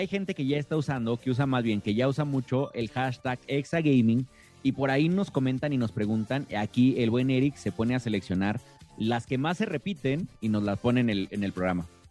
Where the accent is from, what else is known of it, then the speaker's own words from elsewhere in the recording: Mexico; Como buen mexicano